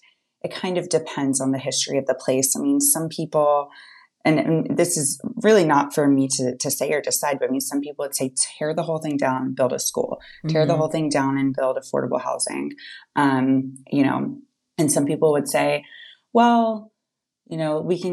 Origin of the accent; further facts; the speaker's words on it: the South, United States; I'm from the South.